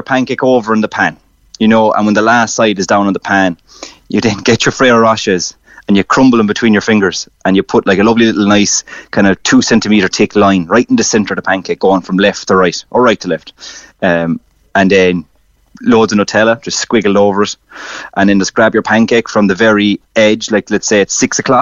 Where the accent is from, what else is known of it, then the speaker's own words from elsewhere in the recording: Ireland; as Irish people